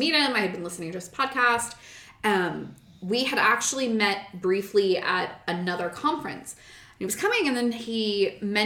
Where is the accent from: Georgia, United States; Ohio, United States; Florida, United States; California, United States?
Florida, United States; Tampa; I'm some girl from Tampa Bay who Central Florida knows me